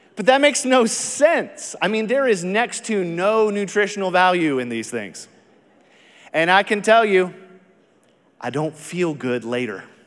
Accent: Texas, United States; I am from Texas

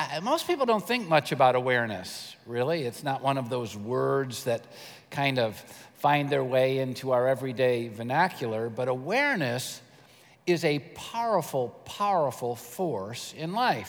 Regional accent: United States; I'm an American

